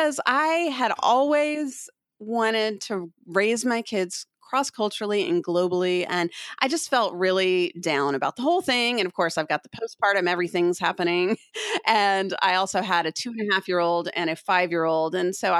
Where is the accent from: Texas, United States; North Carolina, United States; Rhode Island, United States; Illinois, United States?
Texas, United States; Austin; moved away as an adult; also born or lived in Kosovo / Turkey; I'm from Austin. Like, I born and raised from the 70s